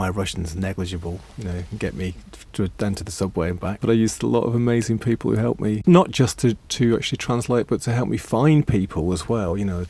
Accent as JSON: {"language": "English", "region": "England", "country": "United Kingdom", "said": "I'm an English guy"}